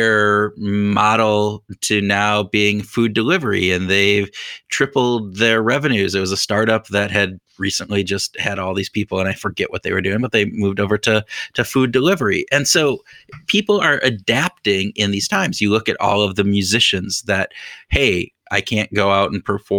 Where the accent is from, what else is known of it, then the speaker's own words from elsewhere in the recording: United States; Being an American